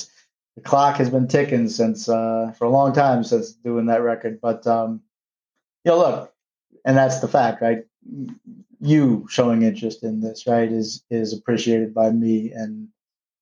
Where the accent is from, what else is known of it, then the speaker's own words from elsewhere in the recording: New York City, New York, United States; we were from New York